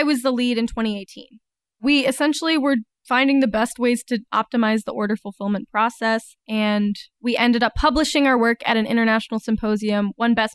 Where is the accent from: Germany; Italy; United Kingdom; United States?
United States; Atlanta, Georgia; moved away as an adult; now in Northwest Arkansas, United States; I grew up in Atlanta